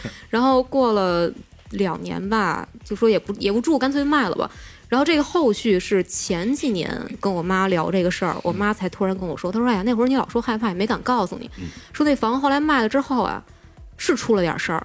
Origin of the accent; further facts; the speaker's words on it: Beijing, China; 我在这边长大的